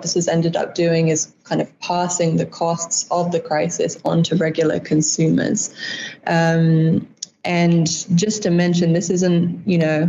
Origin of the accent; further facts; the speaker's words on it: United Kingdom; also born or lived in United States; now in Namibia; I'm not originally from Namibia. I actually grew up between the UK and the US, but first came to Namibia in 2016 while studying for my bachelor's.